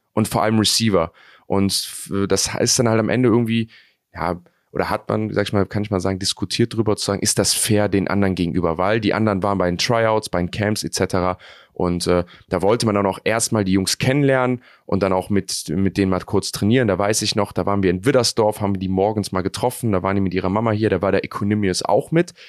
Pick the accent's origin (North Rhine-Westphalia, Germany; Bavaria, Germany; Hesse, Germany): North Rhine-Westphalia, Germany; Cologne; ich bin Kölner